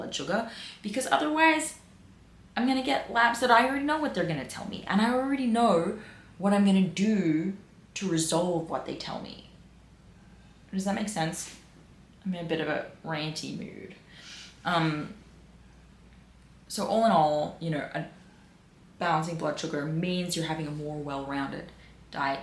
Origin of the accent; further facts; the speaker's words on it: Peakhurst, New South Wales, Australia; I grew up in Pekust.